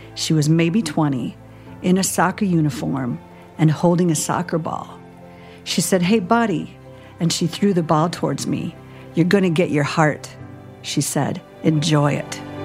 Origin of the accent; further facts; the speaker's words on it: Minnesota, United States; I grew up in Minnesota